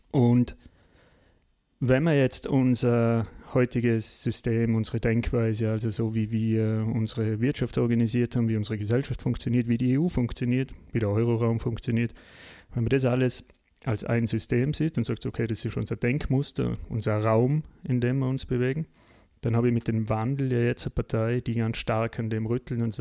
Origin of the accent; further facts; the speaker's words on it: Austria; die man uns ja uns erst als Österreicher, wir waren ja da relativ spät, oder?